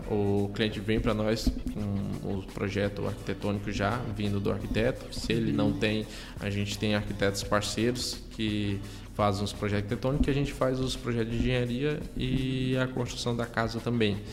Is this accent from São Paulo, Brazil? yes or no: no; Ceará, Brazil; moved away; minha cidade de origem, lá no, lá no Ceará